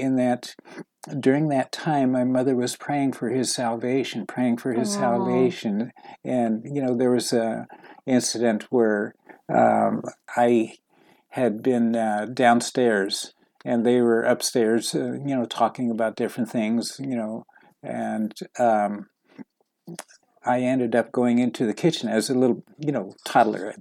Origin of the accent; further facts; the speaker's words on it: New York, United States; I was born in New York